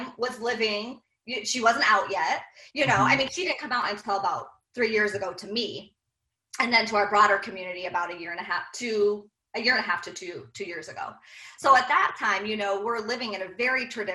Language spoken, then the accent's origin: English; Iowa, United States; from the Midwest, we're from Iowa